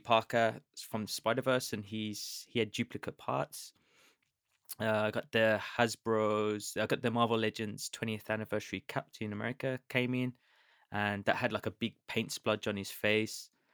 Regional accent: United Kingdom; I'm British

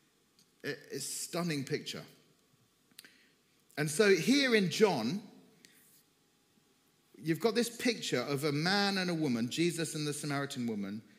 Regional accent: Cyprus; moved away as an adult; also born or lived in Turkey; I'm from Cyprus, from the Greek side

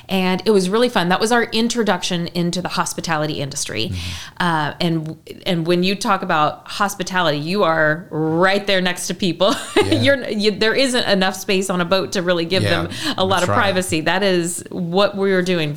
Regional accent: Newton, Illinois, United States; moved away as an adult; now in Southern Illinois, United States; I'm from the Effingham area, a little town called Newton

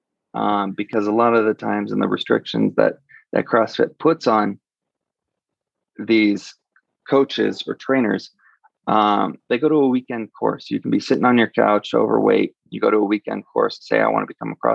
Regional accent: California, United States; moved away as an adult; now in Denver, United States; I'm from California originally

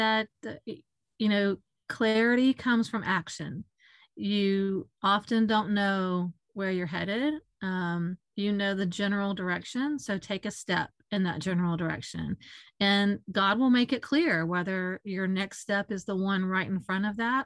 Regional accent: Florida, United States; also born or lived in Mississippi; I was born in Mississippi. We moved to Florida when I was young

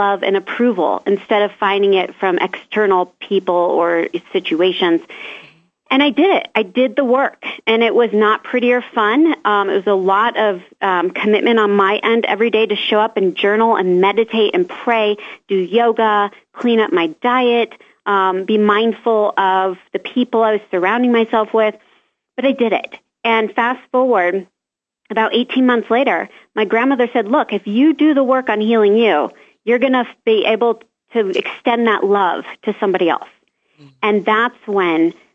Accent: Omaha, Nebraska, United States; moved away as an adult; also born or lived in Florida; my hometown of Omaha, Nebraska

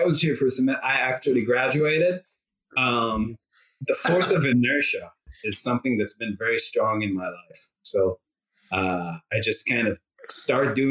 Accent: Rehovot, Central District, Israel; moved away as an adult; also born or lived in La Jolla, California, United States; now in United States; I'm from Rehovot. It's like a town 20 miles south of Tel Aviv.

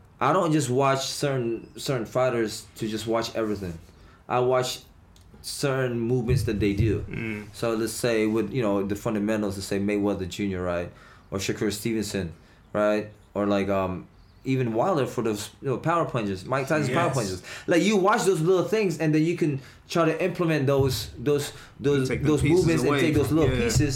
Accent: Philippines; moved away; I was born and raised in the Philippines

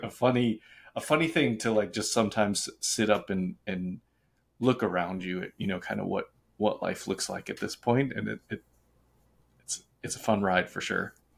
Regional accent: Boston, Massachusetts, United States; also born or lived in Charlotte; now in Los Angeles, United States; I'm from Boston

